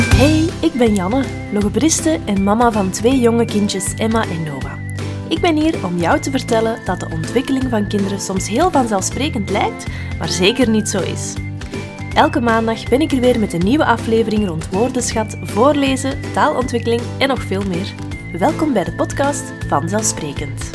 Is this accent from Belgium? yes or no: yes; Kalmthout, Flanders, Belgium; bij ons in Kalmthout